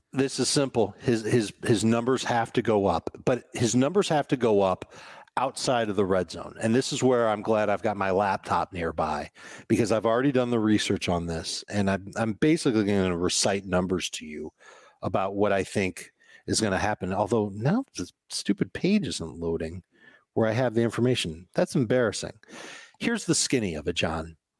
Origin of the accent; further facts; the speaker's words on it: Chicago, Illinois, United States; I grew up in Chicago